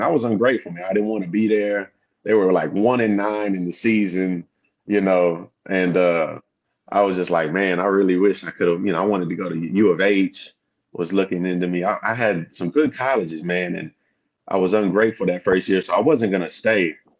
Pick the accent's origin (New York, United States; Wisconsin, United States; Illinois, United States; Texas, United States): Texas, United States; also born or lived in Louisiana / California; And I come from Southeast Texas. I moved around a lot when I was younger. My pops was in the military, so I went from Louisiana, Texas, to California, back to Texas, to Louisiana again for a little while.